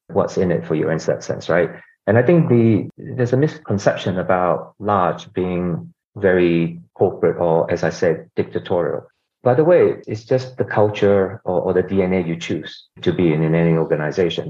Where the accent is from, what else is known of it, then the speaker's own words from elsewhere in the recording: Australia; also born or lived in Singapore / Hong Kong / South Korea / United States; now in London, United Kingdom; I'm originally from Singapore, grew up in Australia